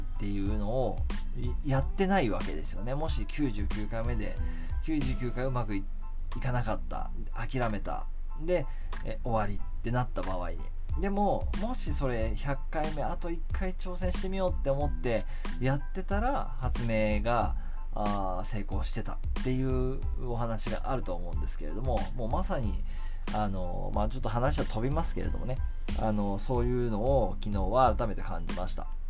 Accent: Kamakura, Kanagawa, Japan; 地元鎌倉で生まれ育ってるんですけども

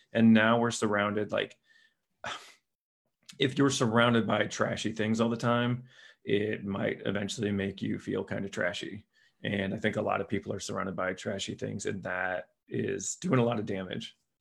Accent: Lima, Ohio, United States; my hometown, Lima, Ohio

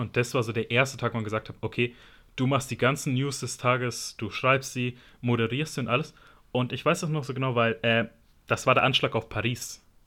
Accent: Germany; ich bin in Deutschland geboren worden aber meine Mutter ist halt Italienerin

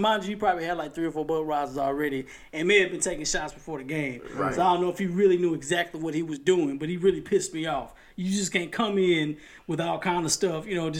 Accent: Chapel Hill, North Carolina, United States; I'm just from Chapel Hill. I'm just saying.

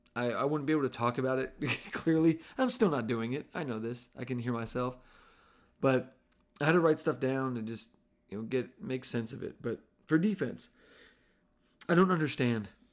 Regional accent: New Jersey, United States; I'm mostly Italian. I'm from New Jersey

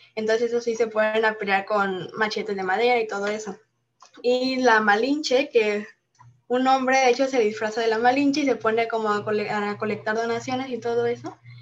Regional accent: Mexico; los que lo que nos hace mexicanos y lo que nos representa ante el mundo

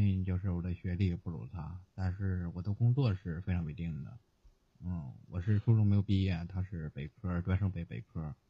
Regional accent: Hebei, China; now in Tianjin, China; 我是河北的，

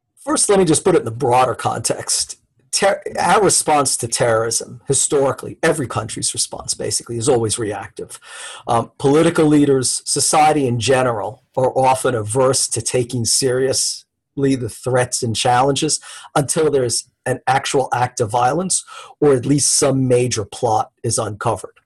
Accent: United States; as an American

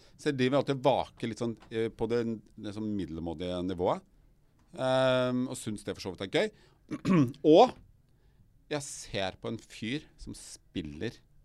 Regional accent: Røyken, Viken, Norway; jeg er oppvokst i Røyken

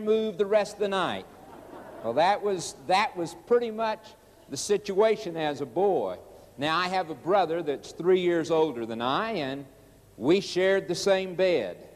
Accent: Oklahoma, United States; also born or lived in Chicago, Illinois; As a boy of 9 years old, we moved from Chicago, Illinois, to Oklahoma. Moved out on the farm

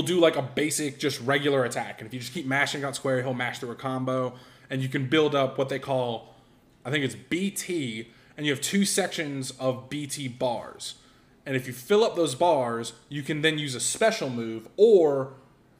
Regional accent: Cumming, Georgia, United States; born or raised there; also born or lived in LaGrange, Georgia

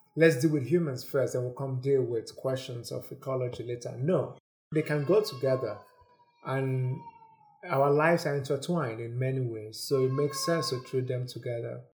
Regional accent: Nigeria; moved away as an adult; now in United States; I'm originally from Nigeria. I moved here f-, from there in two thousand nine to do graduate school.

